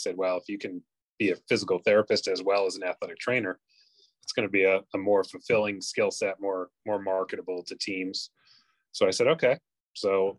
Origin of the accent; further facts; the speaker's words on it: outside of Boston, Massachusetts, United States; I grew up outside of Boston